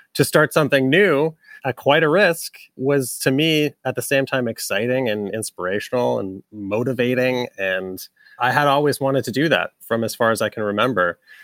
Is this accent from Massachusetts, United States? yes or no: yes; Massachusetts, United States; moved away as an adult; also born or lived in New York; now in Brooklyn, United States; we're both from Massachusetts, but we consider ourselves New Yorkers, having been here ten plus years